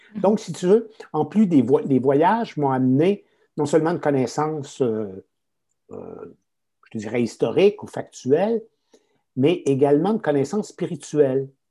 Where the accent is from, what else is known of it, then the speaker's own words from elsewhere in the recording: Quebec, Canada; accent: Québécois; je suis un Québécois, hein, ça se notera peut-être à mon accent